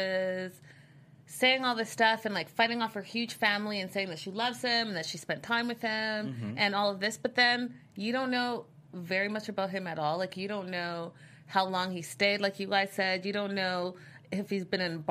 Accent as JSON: {"language": "English", "country": "Canada", "moved": "yes", "lives_now": "Los Angeles, United States", "said": "I'm from Canada."}